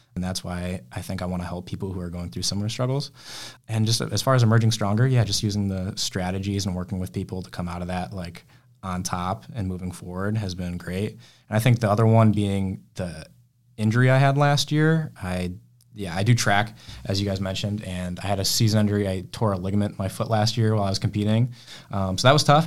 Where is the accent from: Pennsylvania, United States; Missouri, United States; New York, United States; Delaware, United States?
New York, United States; Rochester; I'm from Rochester originally